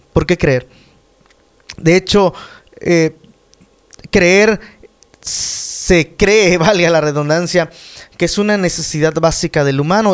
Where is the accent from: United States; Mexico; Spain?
Mexico; en mi país